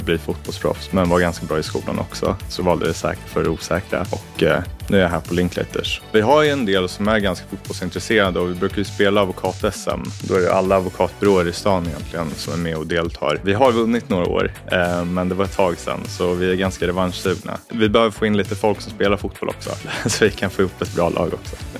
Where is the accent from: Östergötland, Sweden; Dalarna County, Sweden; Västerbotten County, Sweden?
Östergötland, Sweden; Norrköping; now in Stockholm, Sweden; Kommer från Norrköping ursprungligen, born and raised där